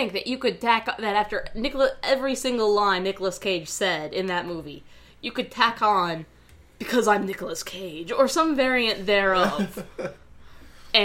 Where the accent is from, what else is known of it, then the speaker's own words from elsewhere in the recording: the South, United States; I'm from the South